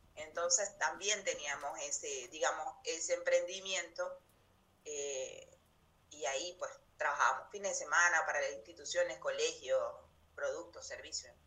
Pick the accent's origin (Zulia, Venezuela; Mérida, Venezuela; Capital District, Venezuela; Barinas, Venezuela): Zulia, Venezuela; Maracaibo; moved away as an adult; now in Comodoro Rivadavia, Argentina; Vengo de Venezuela, de Venezuela, de una ciudad que se llama Maracaibo